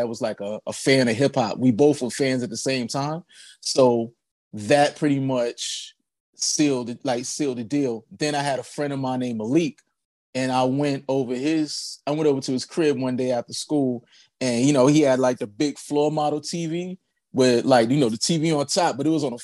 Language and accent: English; Charlotte, North Carolina, United States; I grew up like in Charlotte, North Carolina.